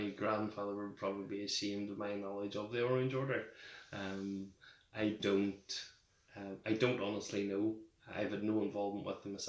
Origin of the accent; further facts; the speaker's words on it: Limavady, Northern Ireland, United Kingdom; I grew up in Limavady, just on the outskirts of Derry.